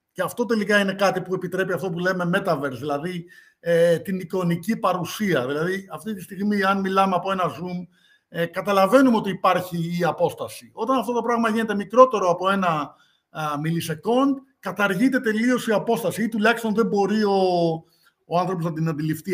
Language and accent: Greek; Greece; γεννήθηκα στην Ελλάδα